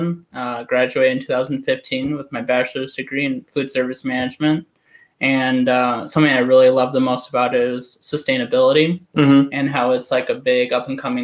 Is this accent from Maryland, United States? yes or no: no; Lake Forest, Illinois, United States; also born or lived in Providence; now in Chicago, United States; So I'm from Lake Forest, which is like a, I don't know, like 30 minutes north car drive.